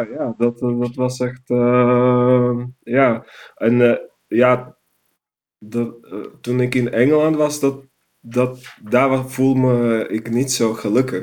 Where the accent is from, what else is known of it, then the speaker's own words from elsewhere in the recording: Banská Bystrica, Banská Bystrica Region, Slovakia; Dutch is a second language; moved away as an adult; also born or lived in Netherlands; now in Utrecht, Netherlands; Een stad die heet Banska Bistrica